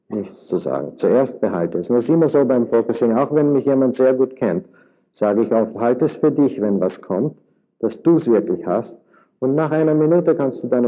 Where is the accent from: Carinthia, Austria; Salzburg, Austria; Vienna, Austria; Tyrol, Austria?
Vienna, Austria; now in United States; Da braucht man nicht zu spekulieren. Äh, ich äh, bin aus Wien